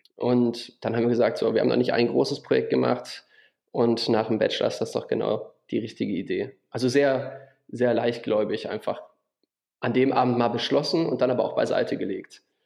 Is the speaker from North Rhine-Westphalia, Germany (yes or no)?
yes; Düsseldorf, North Rhine-Westphalia, Germany; moved away as an adult; also born or lived in Wuppertal; now in Würzburg, Germany; ich bin geboren in Düsseldorf und ähm, zum Studium nach Würzburg gezogen